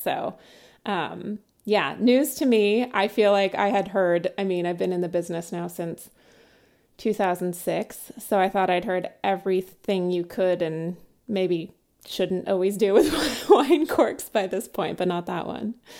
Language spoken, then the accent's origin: English; Sebastopol, California, United States; I grew up in, uh, Sebastopol in Sonoma County